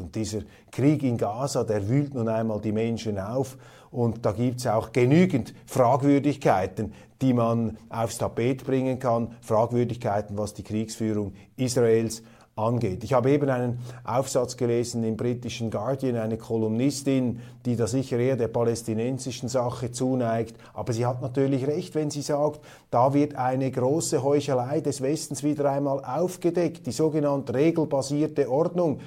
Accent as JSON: {"language": "German", "country": "Switzerland", "said": "Als Schweizer"}